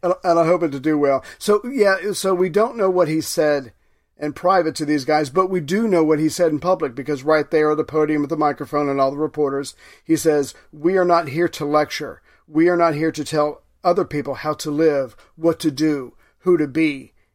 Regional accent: United States; I'm an American

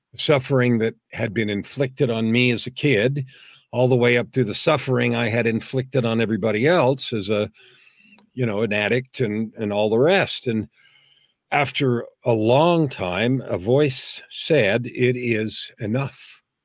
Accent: San Francisco, California, United States; moved away as an adult; now in Canada; I was actually born and raised in the US. I was born in San Francisco and raised in California.

